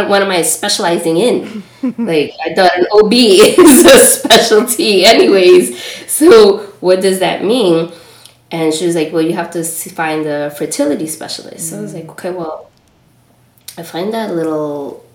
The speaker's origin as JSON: {"language": "English", "town": "New York City", "region": "New York", "country": "United States", "tie": "born or raised there", "also_born_or_lived": "Trinidad (parents) / Los Angeles", "said": "I grew up in Washington Heights, though, in New York, in a Dominican neighborhood."}